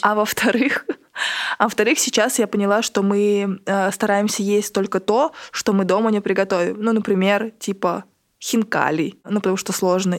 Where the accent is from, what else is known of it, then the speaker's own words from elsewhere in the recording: Ulan-Ude, Buryatia, Russia; в Улан-Удэ, откуда я родом